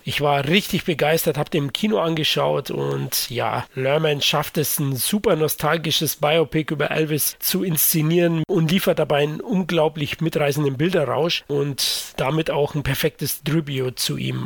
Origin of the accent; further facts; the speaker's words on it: Munich, Bavaria, Germany; ich bin Münchner